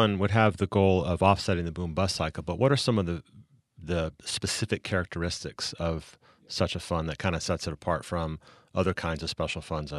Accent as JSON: {"language": "English", "region": "Texas", "country": "United States", "tie": "born or raised there", "said": "I remember growing up in Texas, hearing about the Texas Land Commissioner as a very, very powerful statewide office."}